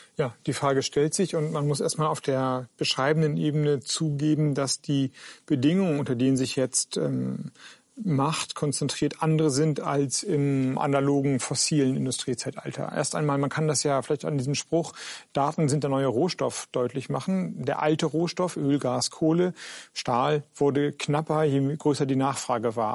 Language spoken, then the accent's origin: German; Schleswig-Holstein, Germany; moved away; in Schleswig-Holstein, in meinem alten Heimatland